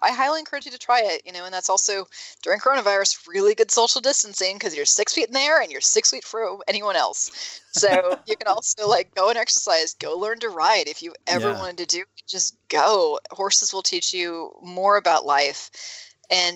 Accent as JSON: {"language": "English", "region": "California", "country": "United States", "said": "I'm from California"}